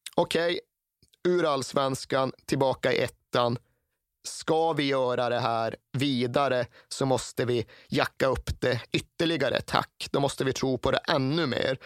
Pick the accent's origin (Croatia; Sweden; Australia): Sweden; Norrland; Vi hade ingen herrallsvensk fotboll norr om Sundsvall på årtionden. Under just de årtiondena som jag växte upp